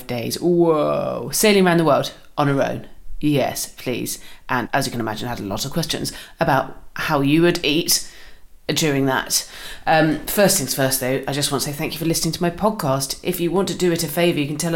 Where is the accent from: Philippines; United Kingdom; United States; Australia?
United Kingdom; Swanage, South West England; moved away; I'm from Swanage